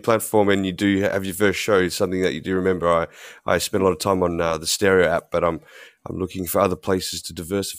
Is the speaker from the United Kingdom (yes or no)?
no; Australia; I am from Australia.